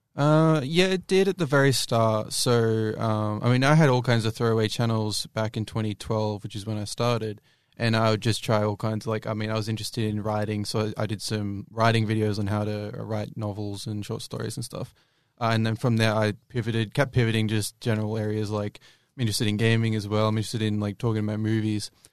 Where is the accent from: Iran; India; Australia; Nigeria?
Australia; I'm an Australian